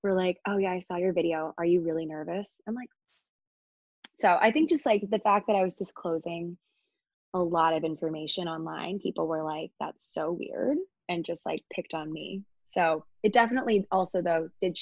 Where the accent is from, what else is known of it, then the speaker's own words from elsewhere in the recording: Annapolis, Maryland, United States; moved away as an adult; now in New York City, United States; I'm from Maryland, so downtown Annapolis is where I'm from